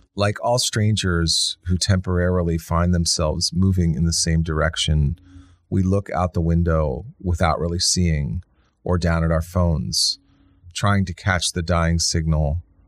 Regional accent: Washington, District of Columbia, United States; I grew up in Washington D.C.

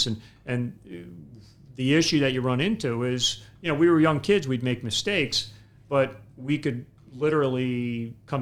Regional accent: Port Washington, New York, United States; moved away; also born or lived in Ridgefield, Connecticut / Bridgeport, Connecticut; I was born and raised in Port Washington

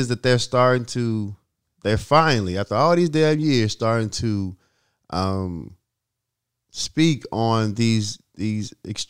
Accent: New York City, New York, United States; I'm from Brooklyn.

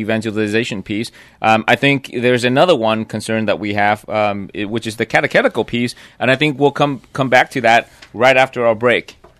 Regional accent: Vietnam; moved away; growing up in Vietnam

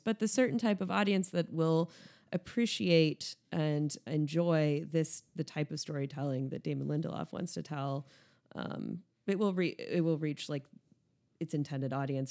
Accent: United States; speaking as an American

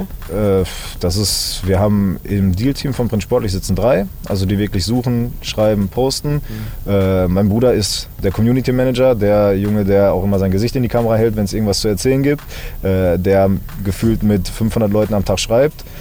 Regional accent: Berlin, Germany; now in Dortmund, Germany; Ich bin in Berlin geboren

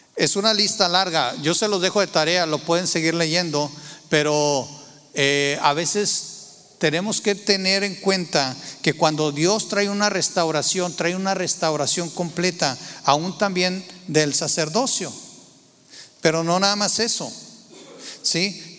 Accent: Torreón, Coahuila, Mexico; moved away; yo nací en, Tierra Santa, Torreón, Coahuila

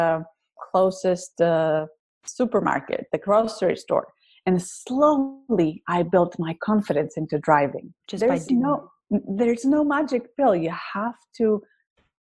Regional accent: Greece; accent: thick accent; English is a second language; now in United States; When I moved to the US, I originally come from Greece. You can tell by my thick accent.

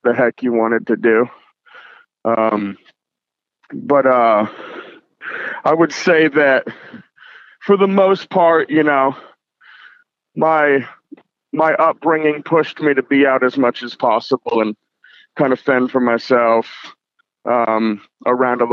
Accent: seacoast of New Hampshire, United States; now in Portland, United States; I was born in Portland, Maine, and I grew up about 45 minutes north of Boston, Mass, in what they just call the seacoast of New Hampshire

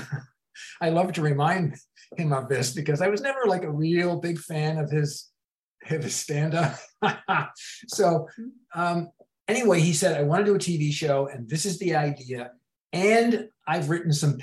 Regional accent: Massachusetts, United States; moved away; also born or lived in Boston; we're both from Massachusetts. We're both Irish Catholic upbringing

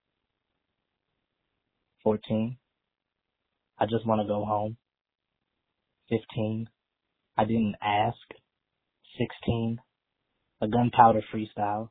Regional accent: Philadelphia, Pennsylvania, United States; I'm from Philadelphia, Pennsylvania

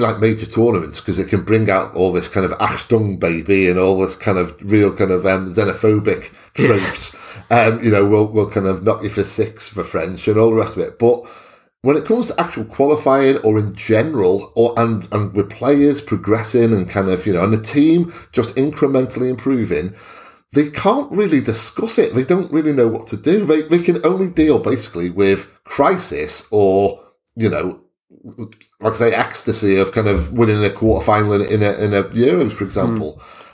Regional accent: Wales, United Kingdom; as a Welshman

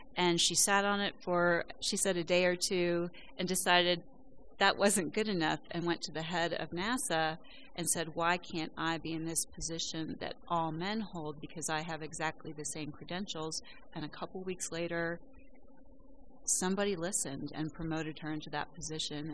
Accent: West Virginia, United States; I'm from West Virginia

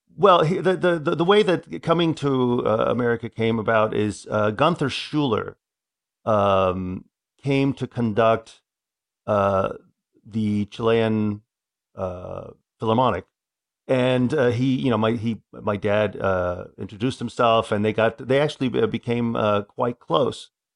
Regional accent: Atlanta, Georgia, United States; also born or lived in Philadelphia; now in Dallas, United States; growing up in Atlanta

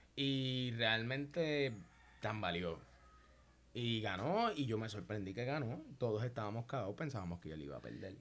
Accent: Puerto Rico; yo como boricua

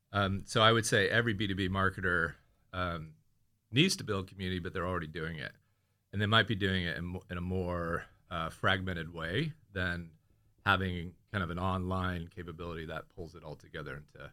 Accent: California, United States; now in London, United Kingdom; And I'm from Bay Area, California. I live in Crouch End.

